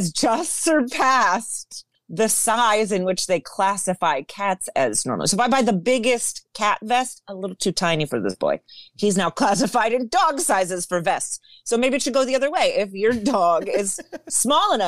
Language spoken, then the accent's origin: English; Florida, United States; I'm from Florida